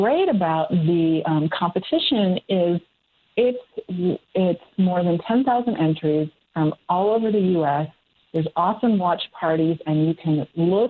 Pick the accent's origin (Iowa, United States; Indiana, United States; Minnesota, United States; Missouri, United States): Minnesota, United States; southeast; now in Boulder, United States; I grew up in southeast Minnesota